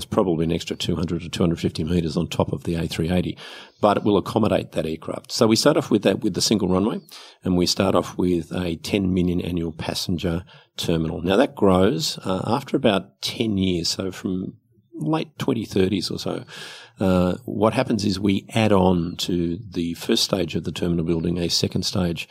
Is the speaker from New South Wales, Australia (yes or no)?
yes; Sydney, New South Wales, Australia; I grew up in Western Sydney